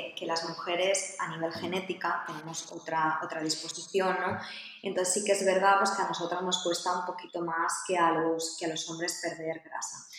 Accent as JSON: {"language": "Spanish", "town": "Castellón de la Plana", "region": "Valencian Community", "country": "Spain", "said": "soy de Castellón"}